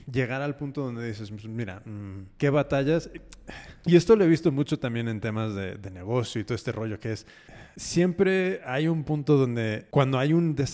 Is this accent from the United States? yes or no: yes; United States; yo personalmente, yo nacido y criado en Estados Unidos.